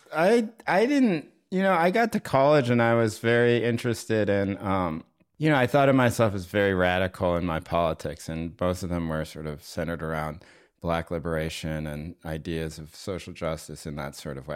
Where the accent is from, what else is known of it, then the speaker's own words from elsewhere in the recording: North Carolina, United States; moved away as an adult; also born or lived in Maine / New York City; I went to college in Maine, and I grew up in North Carolina